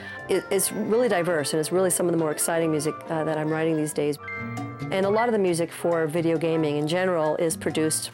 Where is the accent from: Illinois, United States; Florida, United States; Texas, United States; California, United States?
California, United States; San Francisco; Growing up in San Francisco's Mission District in the 70s